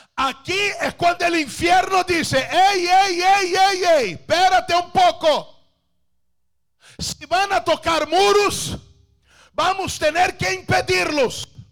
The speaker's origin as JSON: {"language": "Spanish", "country": "Brazil", "second_language": "Spanish", "said": "yo soy brasileño"}